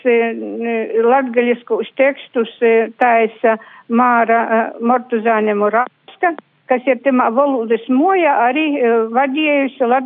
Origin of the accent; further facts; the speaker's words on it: Latvia; ka mēs esam latvieši